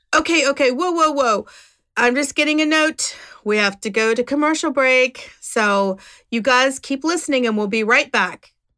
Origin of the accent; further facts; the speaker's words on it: West Virginia, United States; also born or lived in Alabama; I'm from West Virginia. This is how we all talk.